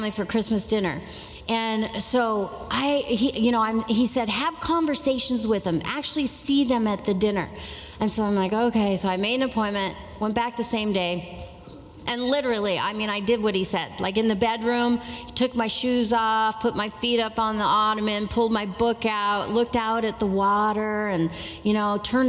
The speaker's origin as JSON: {"language": "English", "region": "Pacific Northwest", "country": "United States", "also_born_or_lived": "Malibu, California", "moved": "yes", "said": "I was living down in Malibu at the time, but I'm from the Pacific Northwest."}